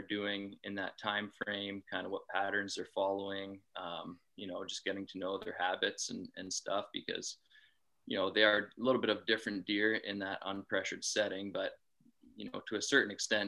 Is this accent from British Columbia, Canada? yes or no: no; southwestern Ontario, Canada; I'm from Ontario, Canada, in the southwest portion of the province